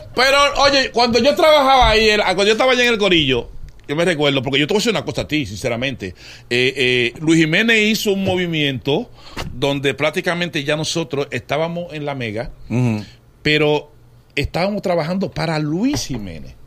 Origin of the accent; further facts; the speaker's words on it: Dominican Republic; moved away as an adult; also born or lived in New York, United States; Yo me fui para Nueva York en el 81 y cuando tú llegas allí muy joven en los Estados Unidos y sin familia, y con responsabilidades aquí en República Dominicana